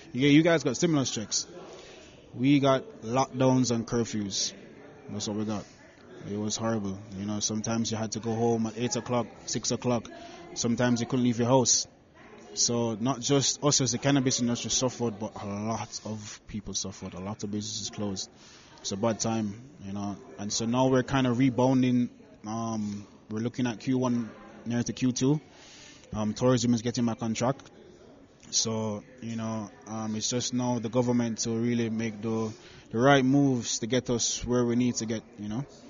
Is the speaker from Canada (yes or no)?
no; Kingston, Jamaica; I was born and raised in Kingston, Jamaica